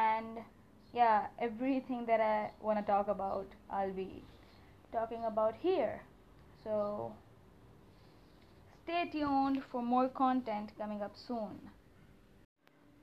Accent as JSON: {"language": "English", "town": "Karachi", "region": "Sindh", "country": "Pakistan", "said": "I am from Karachi, Pakistan"}